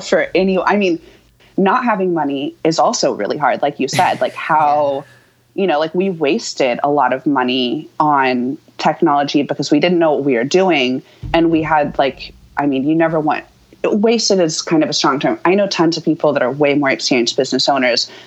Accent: Houston, Texas, United States; moved away as an adult; also born or lived in Austin, Texas; now in New York, United States; I grew up in Texas, so I was going, and I lived in Austin for 10 years, but I grew up in Houston

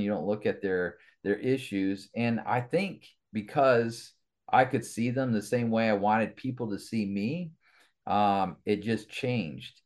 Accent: Kalamazoo, Michigan, United States; moved away as an adult; also born or lived in Sturgis, Michigan / Allegan, Michigan; grew up in the Kalamazoo area

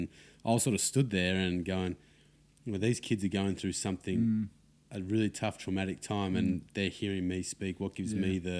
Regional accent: Parramatta, New South Wales, Australia; We grew up in the Parramatta region

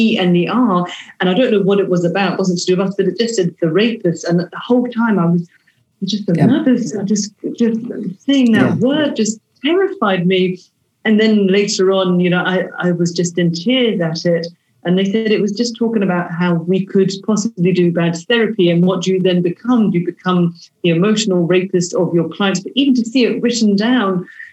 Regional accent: United Kingdom; we're British

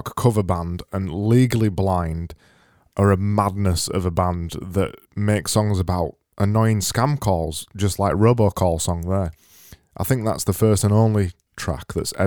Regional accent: the north of England, United Kingdom; we're from Up North.

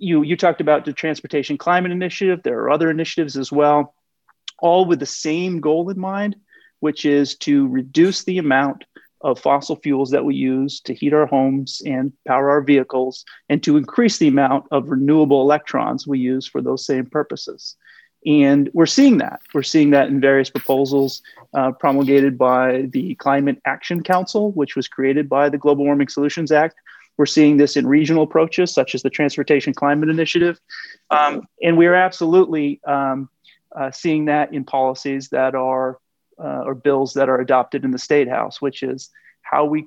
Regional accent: Westminster, Vermont, United States; also born or lived in Santa Barbara, California / Washington, D.C. / Plainfield, Vermont; now in South Burlington, United States; I grew up in Bellows Falls. Well, actually, I grew up in Westminster West, went to schools in Westminster, Bellows Falls, and Saxons River

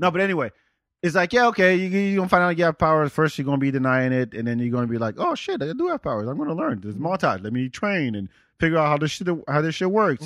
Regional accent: Senegal; moved away; also born or lived in North of France; I'm from Senegal

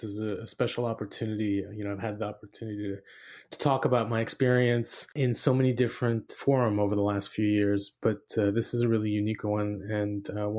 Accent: San Francisco Bay Area, California, United States; moved away as an adult; also born or lived in Tehran, Iran; So I grew up in the San Francisco Bay Area. My mom was from the Midwest. My dad was from Iran.

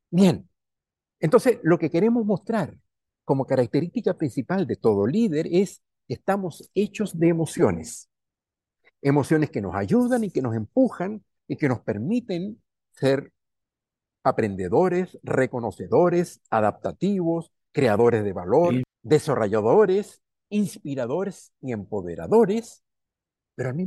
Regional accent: Chile; also born or lived in Venezuela; yo soy chileno y soy venezolano. Entonces se me, sale el Caribe en mi alegría y la tristeza en mi ser de la sierra también. Soy de la cordillera, mi corazón es cordillera.

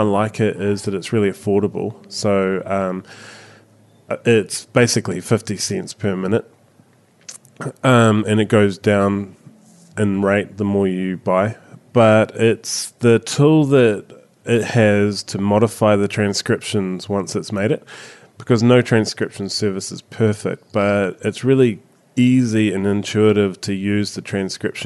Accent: New Zealand; accent: Kiwi; My Kiwi accent

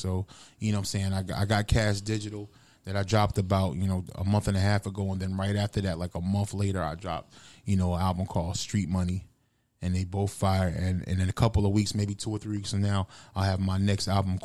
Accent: Fayetteville, North Carolina, United States; moved away; I didn't necessarily rap like I was from Fayetteville

